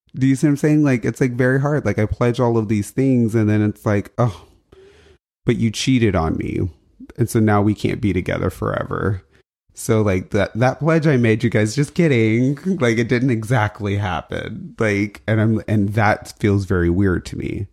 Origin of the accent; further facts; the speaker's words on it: United States; I'm an American, right? Like, I feel American